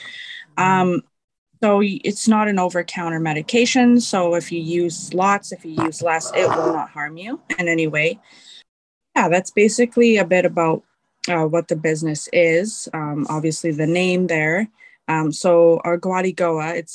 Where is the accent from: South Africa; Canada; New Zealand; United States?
Canada; Parry Sound, Ontario; now in Parksville, Canada; I am from Wasauksing First Nation. It's a little island off of Georgian Bay in Parry Sound, Ontario.